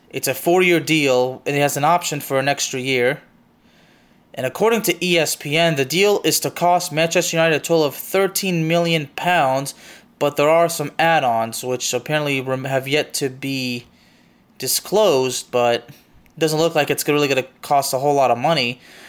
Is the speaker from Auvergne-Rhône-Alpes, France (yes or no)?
yes; Lyon, Auvergne-Rhône-Alpes, France; I mean, I'm actually from Lyon, and honestly, I'm not too upset about this